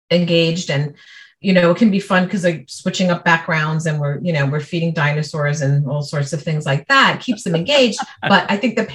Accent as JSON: {"language": "English", "town": "New York City", "region": "New York", "country": "United States", "tie": "born or raised there", "accent": "New York", "moved": "as an adult", "lives_now": "Ontario, Canada", "said": "I'm originally from New York City. I grew up in Brooklyn and okay. Staten Island, New York. So I could put it on. I could talk New York"}